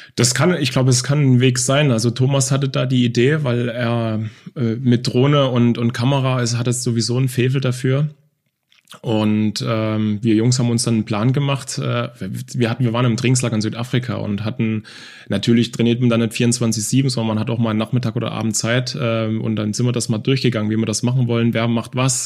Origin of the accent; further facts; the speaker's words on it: Dresden, Saxony, Germany; now in Offenburg, Germany; ich bin in Dresden, in Leubnitz Neustra groß geworden, äh, in einer Plattenbausiedlung